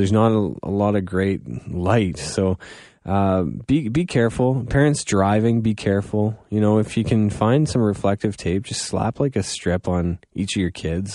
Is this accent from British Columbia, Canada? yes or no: no; Goderich, Ontario, Canada; now in London, Canada; I am from Godrich